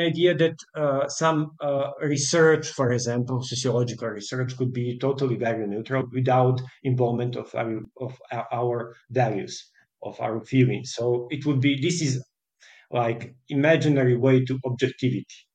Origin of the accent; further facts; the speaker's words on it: Podgorica, Montenegro; I'm from Montenegro and I, I lived in Podgorica.